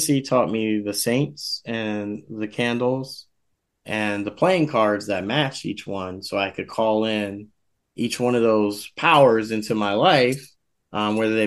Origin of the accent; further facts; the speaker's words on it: Philadelphia, Pennsylvania, United States; I was growing up in West Philadelphia. I grew up on 62nd and Race